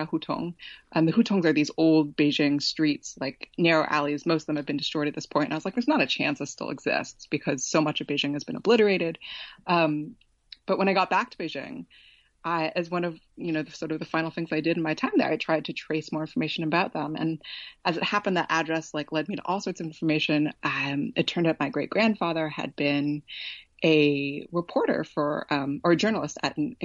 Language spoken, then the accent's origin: English; Oakland, California, United States; moved away as an adult; also born or lived in Berkeley, California; I was born in Berkeley, but raised in Oakland.